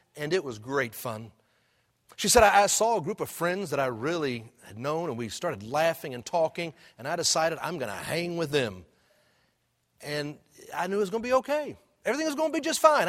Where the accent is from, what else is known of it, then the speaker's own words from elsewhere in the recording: Houston, Texas, United States; when I was a kid growing up in Houston